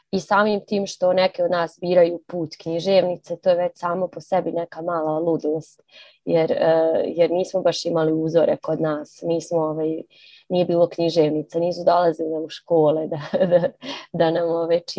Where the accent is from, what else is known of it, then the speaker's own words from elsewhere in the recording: Banja Luka, Republika Srpska, Bosnia & Herzegovina; also born or lived in Zagreb; Mene su definitivno odredili ti moji gradovi ne znam u kojoj mjeri Zagreb, pošto, pošto smo otišli kad sam bila mala, ali svakako Banja Luka.